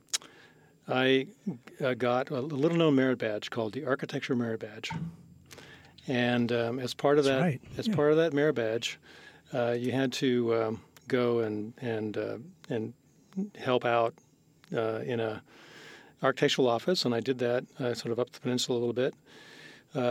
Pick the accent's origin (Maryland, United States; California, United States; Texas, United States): California, United States; San Mateo; born or raised there